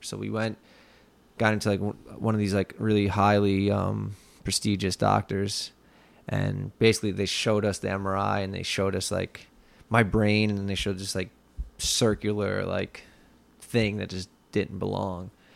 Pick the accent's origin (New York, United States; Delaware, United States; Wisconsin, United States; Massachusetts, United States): New York, United States; Long Island; I grew up in Leathertown, which is about About twenty minutes west of here, where we are right now in Lindenhurst.